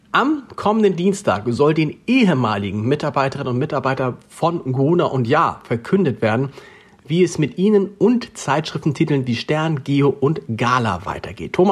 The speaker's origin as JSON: {"language": "German", "region": "Hamburg", "country": "Germany", "said": "das weiß man als Hamburger, auf den Tacho zu achten"}